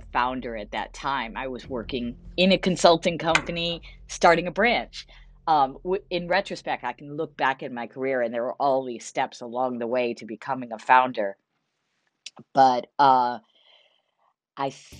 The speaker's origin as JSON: {"language": "English", "country": "United States", "also_born_or_lived": "London / China", "moved": "as an adult", "said": "my husband's Australian, I'm American."}